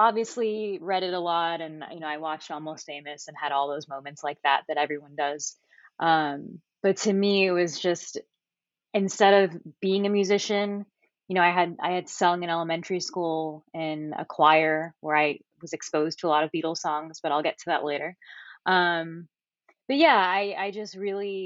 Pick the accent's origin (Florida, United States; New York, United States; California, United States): Florida, United States; Miami; I am from Miami, Florida, very far down south, so not like the beach area